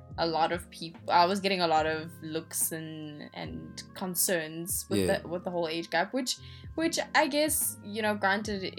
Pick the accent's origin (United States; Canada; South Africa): South Africa; South, Mondeor, Gauteng; we grew up in the South. Omondia was my childhood